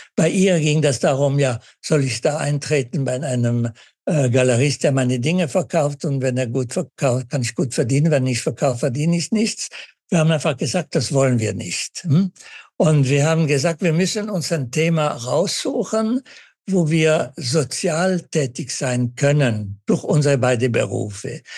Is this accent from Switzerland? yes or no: yes; Winterthur, Zurich, Switzerland; moved away; ich als Schweizer